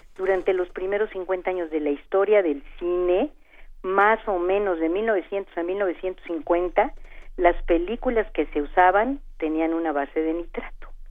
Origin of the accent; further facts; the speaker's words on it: Mexico; nosotros como mexicanos